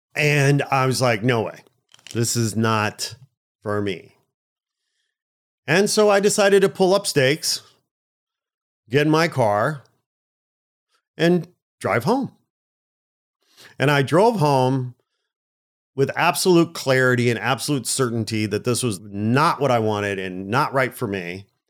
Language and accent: English; Chicago, Illinois, United States; moved away as an adult; now in Los Angeles, United States; I'm a Midwest Chicago guy